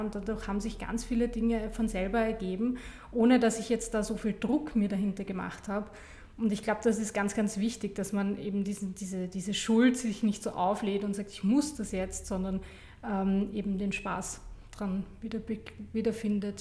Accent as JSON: {"language": "German", "region": "Vienna", "country": "Austria", "tie": "born or raised there", "said": "Ich bin in Stammersdorf aufgewachsen"}